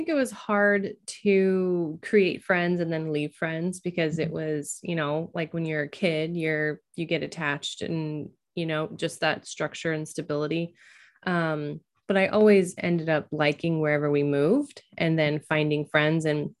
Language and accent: English; Oregon, United States; now in Washington, United States; The majority of my childhood was growing up in Oregon. So I grew up in Oregon, but now I live in Washington.